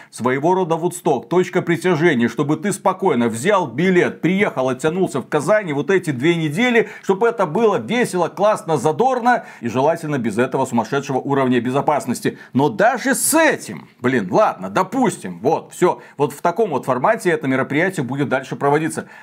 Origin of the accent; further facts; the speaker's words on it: Belarus; мы из Беларуси